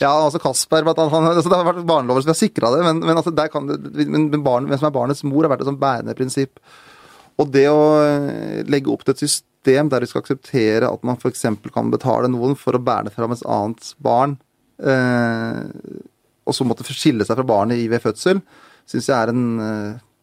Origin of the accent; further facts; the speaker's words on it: Ilseng, Innlandet, Norway; Der jeg vokste opp, da på Ildseng, der jeg var mest kjent for et sånn promillefengsel